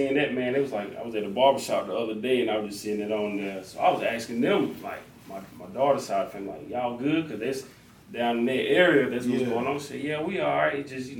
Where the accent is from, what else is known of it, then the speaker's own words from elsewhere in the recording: Jonesville, South Carolina, United States; I'm like, man, I'm from Jonesville, South Carolina.